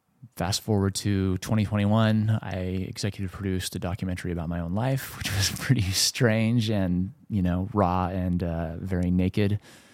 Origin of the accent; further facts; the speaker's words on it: California, United States; I grew up in Southern California. I started touring, doing music as a singer-songwriter by myself.